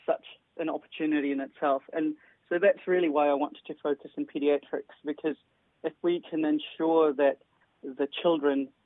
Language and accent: English; New Zealand; also born or lived in Nepal; I was born in Nepal, grew up there, and moved to New Zealand when I was 7 years old.